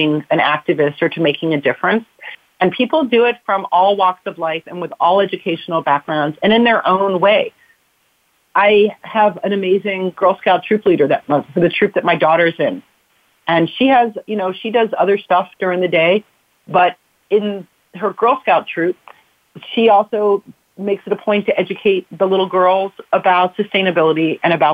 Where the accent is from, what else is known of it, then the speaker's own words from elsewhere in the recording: South Florida, United States; now in California, United States; I grew up in South Florida